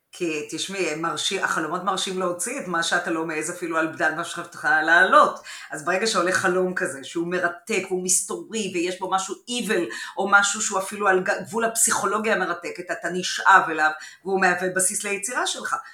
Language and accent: Hebrew; Haifa, Haifa District, Israel; בבית בחיפה